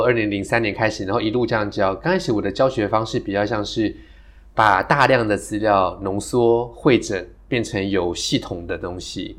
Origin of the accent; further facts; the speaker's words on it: Taiwan; 我们台湾人好会考试